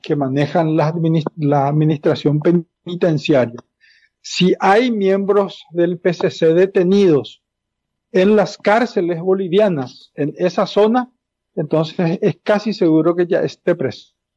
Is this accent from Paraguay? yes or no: yes; Paraguay; como paraguayo